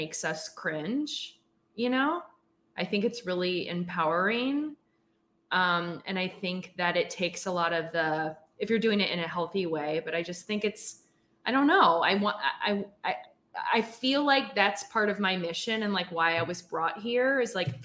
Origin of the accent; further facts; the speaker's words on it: Philadelphia suburbs, Pennsylvania, United States; I grew up in the Philadelphia suburbs